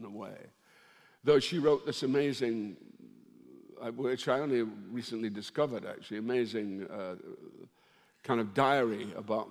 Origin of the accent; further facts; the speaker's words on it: Dundee, Scotland, United Kingdom; My family originally came from Ireland to work in the jute mills of Dundee, and it was the women. My hometown, it's very matriarchal.